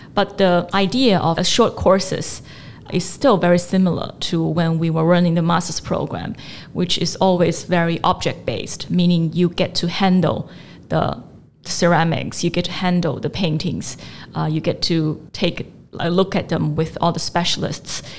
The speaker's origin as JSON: {"language": "English", "country": "China", "tie": "born or raised there", "also_born_or_lived": "United States / London", "moved": "yes", "lives_now": "Hong Kong", "said": "I grew up in China"}